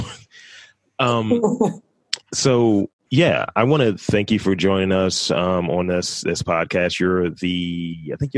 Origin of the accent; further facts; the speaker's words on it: Baltimore, Maryland, United States; I'm straight from Baltimore as well. Always been here